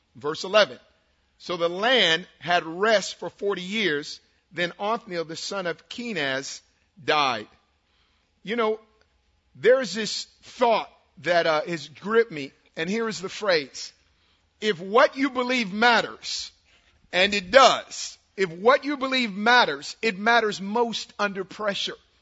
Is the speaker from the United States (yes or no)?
yes; Oakland, California, United States; I'm from West Oakland. I grew up two blocks from the West MacArthur BART station in Oakland